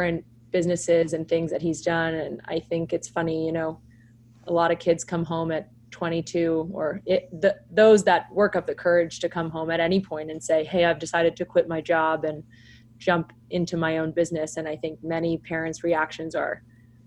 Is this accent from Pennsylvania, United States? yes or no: yes; outside Philadelphia, Pennsylvania, United States; We grew up right outside Philadelphia.